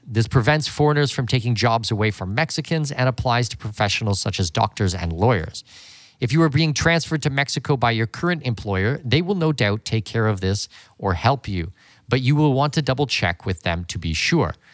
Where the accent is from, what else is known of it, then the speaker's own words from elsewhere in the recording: London, Ontario, Canada; moved away; I was born and raised in London, Ontario, Canada.